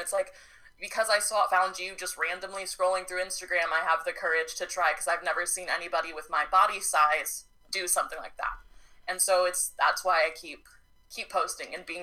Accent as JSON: {"language": "English", "region": "Oregon", "country": "United States", "tie": "born or raised there", "moved": "yes", "lives_now": "Texas, United States", "said": "I was born in Oregon, so I have that vibe, but I'm a Texas baby now"}